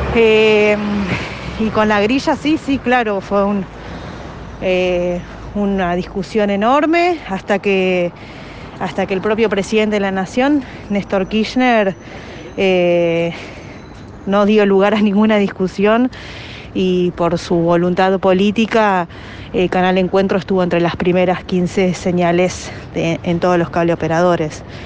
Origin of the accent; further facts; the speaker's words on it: Aldo Bonzi, Buenos Aires Province, Argentina; also born or lived in Bernal; yo en realidad nací en Bernal, en Bernal Oeste. Viví, cuando nací, viví un tiempo con, mis abuelos maternos, que eran dos gallegos que, vivían en Bernal. Eh, y luego de ahí nos, mudamos a Aldo Bonzi